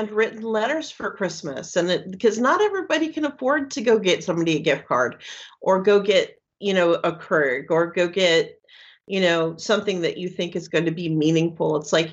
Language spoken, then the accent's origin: English; Washington, United States; now in Florida, United States; I'm from Washington State, up way up north, almost at the border of Canada